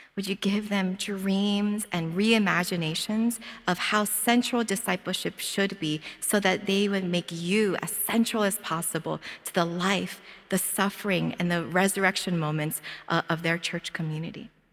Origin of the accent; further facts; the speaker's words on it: Philadelphia, Pennsylvania, United States; moved away as an adult; now in Hawaii, United States; as soon as I open up my mouth, they all know that I'm from Philadelphia